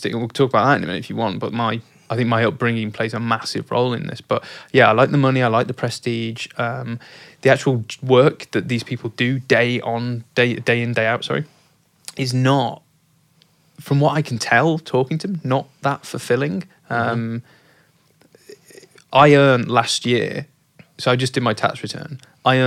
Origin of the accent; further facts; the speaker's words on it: Oldham, North West England, United Kingdom; I'm not from Yorkshire. I'm from Oldham.